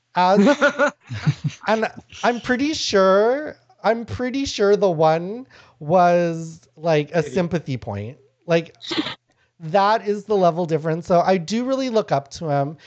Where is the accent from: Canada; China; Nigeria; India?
Canada; born or raised there; first language Lao; also born or lived in Thailand